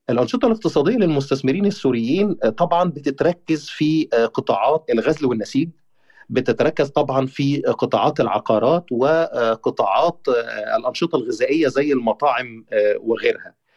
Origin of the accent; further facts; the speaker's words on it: Egypt; انا كمواطن مصري